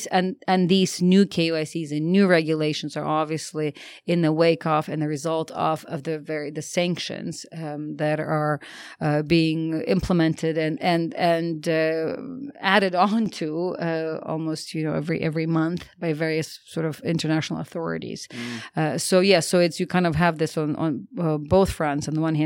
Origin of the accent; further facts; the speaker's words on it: United States; me being an American